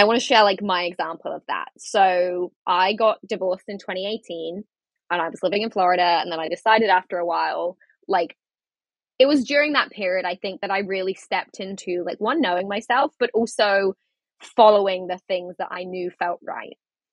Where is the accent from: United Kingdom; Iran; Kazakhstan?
United Kingdom; England; moved away as an adult; I moved back to England.